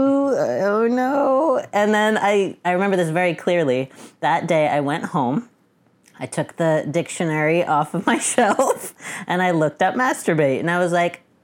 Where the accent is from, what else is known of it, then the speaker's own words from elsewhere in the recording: Boston, Massachusetts, United States; I'm 35, and I'm from Boston.